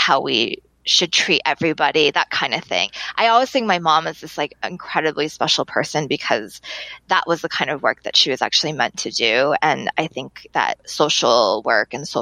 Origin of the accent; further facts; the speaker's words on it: Massachusetts, United States; also born or lived in Arizona; they moved to Massachusetts, and I lived there growing up ever since then